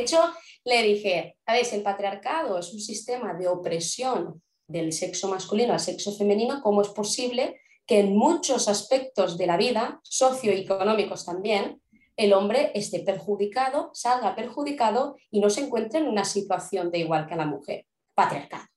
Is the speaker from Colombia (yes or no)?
no; Spain; aquí en España vivimos